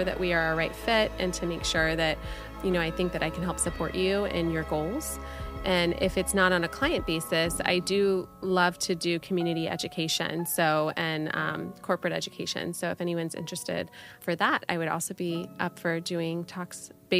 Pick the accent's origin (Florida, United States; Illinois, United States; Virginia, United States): Florida, United States; I'm born and raised in Florida